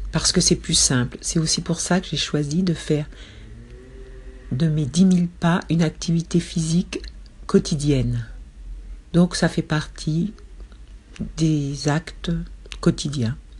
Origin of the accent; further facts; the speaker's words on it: Paris, Île-de-France, France; Depuis mon enfance jusqu'à ma vie de jeune adulte, j'ai été élevée dans les trois premiers arrondissements de Paris